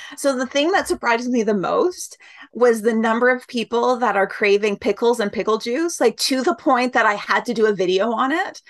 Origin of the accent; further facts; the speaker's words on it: Canada; I'm Canadian